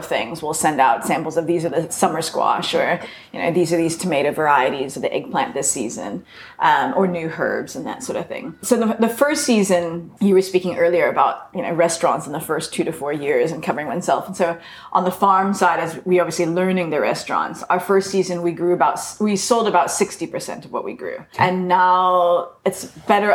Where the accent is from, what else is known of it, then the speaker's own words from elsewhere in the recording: Bay Area, California, United States; moved away as an adult; also born or lived in New York State; now in Hout Bay, South Africa; I grew up in the Bay Area, where, I mean, I remember fields of apple